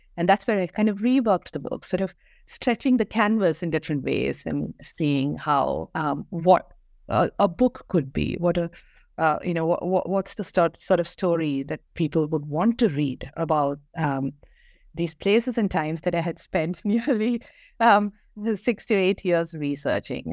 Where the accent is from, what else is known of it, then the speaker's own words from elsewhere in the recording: Kerala, India; moved away as an adult; also born or lived in Bangalore; I grew up in Kerala, um, went to school there, um, and moved, um, to Bangalore, um, for my undergrad degree